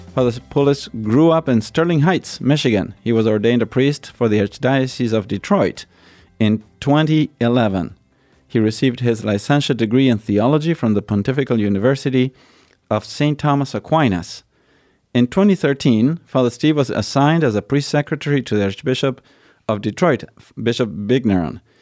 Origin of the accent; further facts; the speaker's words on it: Argentina; moved away; I'm from Argentina, I grew in Arge, grew up in Argentina